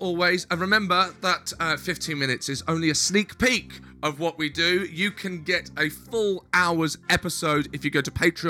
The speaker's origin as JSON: {"language": "English", "region": "South of England", "country": "United Kingdom"}